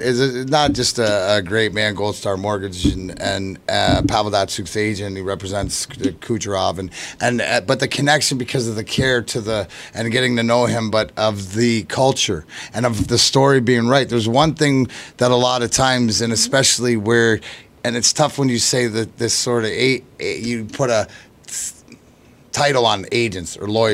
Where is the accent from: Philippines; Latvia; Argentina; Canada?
Canada; now in United States; I'm Canadian. I'm going home anyways